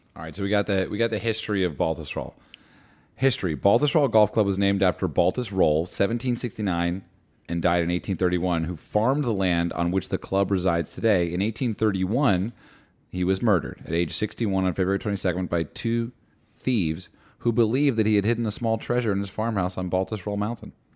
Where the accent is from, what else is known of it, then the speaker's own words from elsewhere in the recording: Madison, New Jersey, United States; I grew up in Madison, two towns over from Short Hills